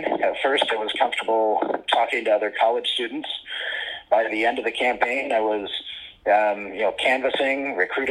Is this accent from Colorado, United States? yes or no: no; Fresno, California, United States; now in Michigan, United States; I grew up in Fresno, California, in the Central Valley